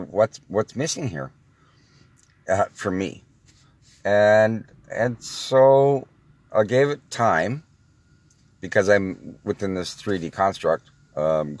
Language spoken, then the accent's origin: English; Toronto, Ontario, Canada; also born or lived in Oakville, Ontario; I'm from Toronto, Ontario, Canada